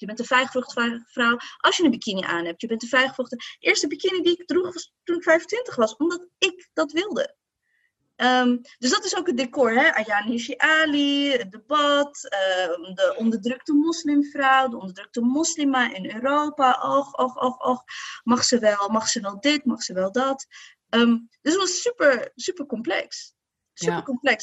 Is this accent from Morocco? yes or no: yes; Morocco; als Marokkaanse vrouw